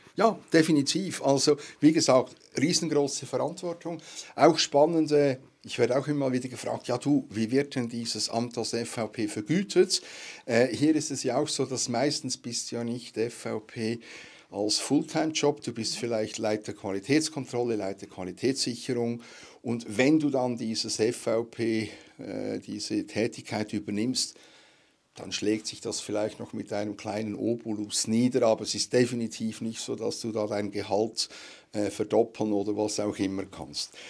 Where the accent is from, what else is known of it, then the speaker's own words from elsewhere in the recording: Switzerland; bei uns in der Schweiz